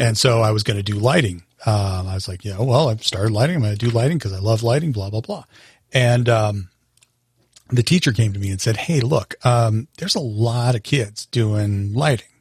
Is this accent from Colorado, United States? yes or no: yes; Longmont, Colorado, United States; I grew up in Longmont, Colorado with my parents